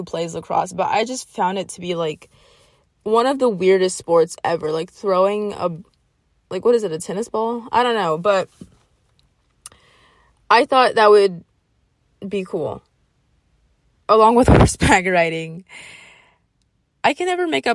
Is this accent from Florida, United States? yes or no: yes; Jacksonville, Florida, United States; I grew up in Jacksonville. And then I moved out to, like, this country area